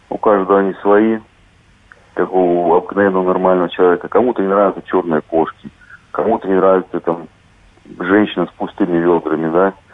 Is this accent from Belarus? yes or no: yes; Minsk Region, Belarus; born there; Видите, что городок очень маленький, и найти его, сказать, целенаправленно очень тяжело, поэтому я снимал целый район рядом с Минском. Вот, а потом уже на фотографиях выделял и увеличивал фотографии именно своего города.